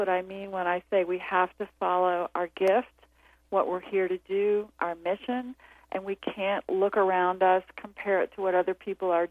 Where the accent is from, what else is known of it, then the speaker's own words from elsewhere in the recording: the South, United States; moved away; I grew up in the South in the 50s